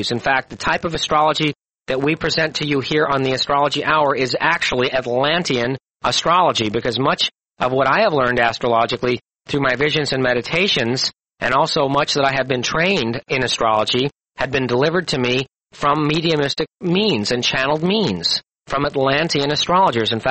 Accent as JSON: {"language": "English", "region": "Missouri", "country": "United States", "said": "I'm from Missouri and I'm uh, pretty much of a skeptic and a doubting Thomas, more than you'll ever meet."}